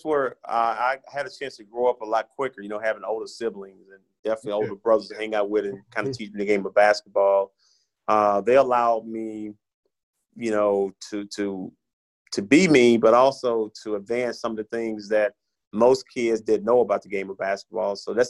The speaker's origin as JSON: {"language": "English", "region": "Tennessee", "country": "United States", "said": "My home state. I had to represent my home state, man."}